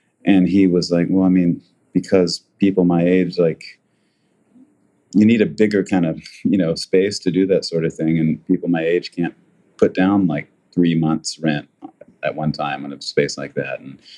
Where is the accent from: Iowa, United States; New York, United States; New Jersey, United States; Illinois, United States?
New York, United States; when people ask me where I'm from, that's what I say. I'm from New York, you know, because that's where I became who I am.